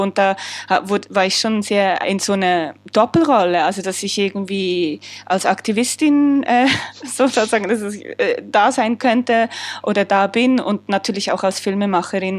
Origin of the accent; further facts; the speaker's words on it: Switzerland; als Schweizerin